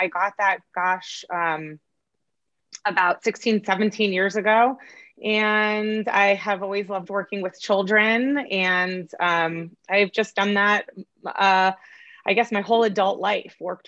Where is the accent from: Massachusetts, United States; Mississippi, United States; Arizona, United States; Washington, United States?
Massachusetts, United States; moved away as an adult; also born or lived in New York / Connecticut; now in California, United States; I was born in New York, and I was pretty much raised in Massachusetts